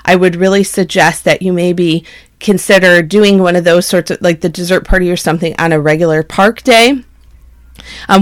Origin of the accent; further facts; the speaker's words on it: Michigan, United States; We're from Michigan